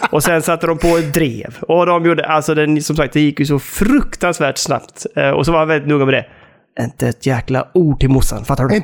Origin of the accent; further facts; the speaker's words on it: Sweden; som svensk på något sätt ändå.